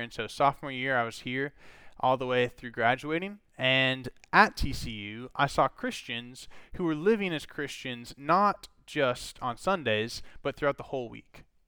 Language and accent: English; Minnesota, United States; I grew up in Minnesota